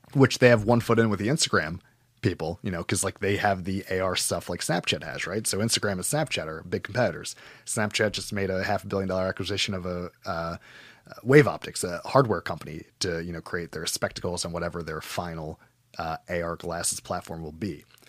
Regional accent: United States; as an American

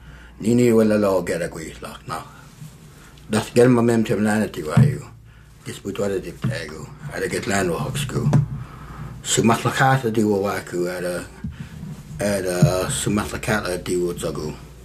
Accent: Metlakatla, Alaska, United States; I live in New Metlakatla, and I'm from New Metlakatla.

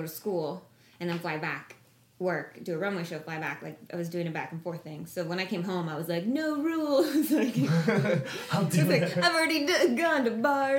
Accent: Toronto, Ontario, Canada; And I'm from Toronto

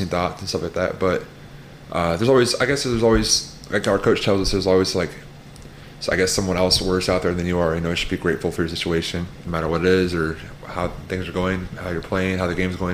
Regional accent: Colorado, United States; moved away as an adult; also born or lived in Hawaii; now in Missouri, United States; I've been in Colorado my whole life

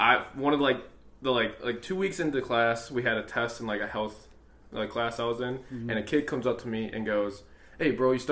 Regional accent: Vernon Hills, Illinois, United States; I'm from Vern Hills

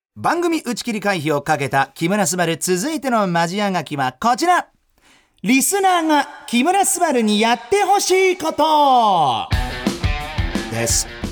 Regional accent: Germany; 1990年6月29日ドイツ生まれの30歳

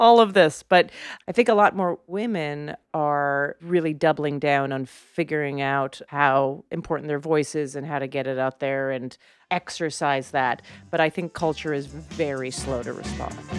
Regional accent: Canada; moved away; as a Canadian

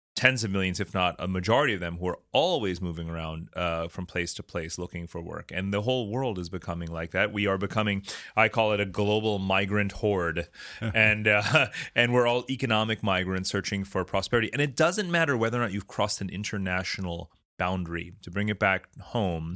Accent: New York City, New York, United States; I'm from New York City

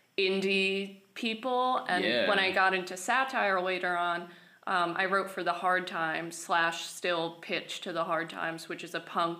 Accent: Thornwood, New York, United States; moved away as an adult; also born or lived in Pleasantville, New York; now in Astoria, United States; No, I grew up in Westchester, New York.

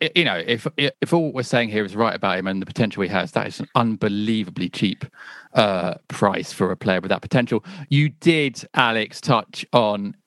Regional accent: England, United Kingdom; we're like English coaches from England

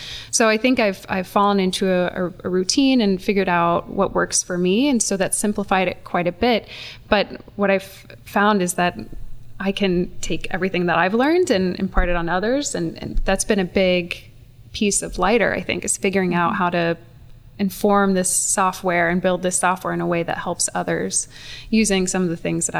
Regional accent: the South, United States; For me as an individual, I grew up in the South and I was early on very aware of some big social justice issues, poverty, racism, sexism.

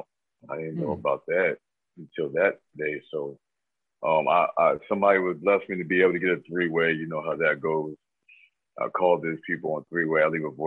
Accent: Marietta, Georgia, United States; I'm from Marietta, Georgia, Cobb County.

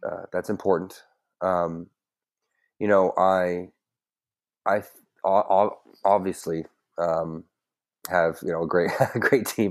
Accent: Woodford County, Kentucky, United States; also born or lived in Prestonsburg, Kentucky; in the middle of first grade, I moved to Woodford County

